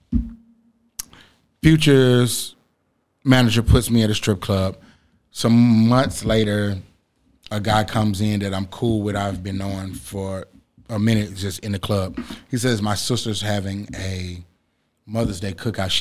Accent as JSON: {"language": "English", "town": "Atlanta", "region": "Georgia", "country": "United States", "tie": "born or raised there", "said": "So, I'm from Atlanta. Growing up in Atlanta"}